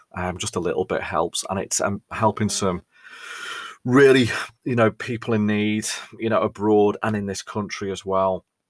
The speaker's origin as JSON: {"language": "English", "town": "Ellesmere Port", "region": "North West England", "country": "United Kingdom", "said": "we're not Scousers, we're from Cheshire"}